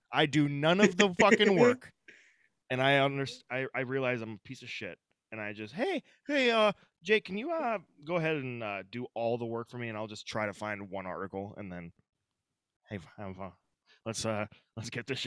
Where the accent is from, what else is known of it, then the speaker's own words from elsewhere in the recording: Northwestern Minnesota, United States; I'm from Northwestern Minnesota